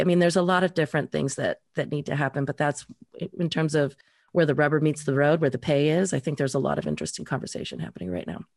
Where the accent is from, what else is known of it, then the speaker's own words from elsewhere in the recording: Reno, Nevada, United States; moved away; I grew up in Reno